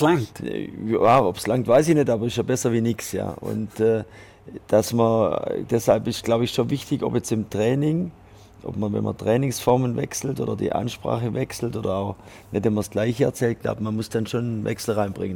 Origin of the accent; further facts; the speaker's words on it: Switzerland; also born or lived in France; bei uns in der Schweiz